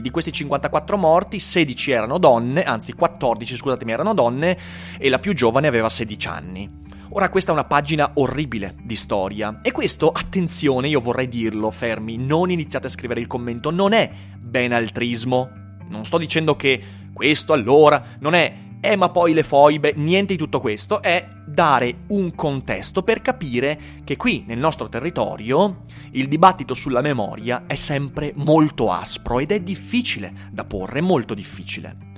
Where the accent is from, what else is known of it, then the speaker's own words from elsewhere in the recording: Schio, Veneto, Italy; io sono di Schio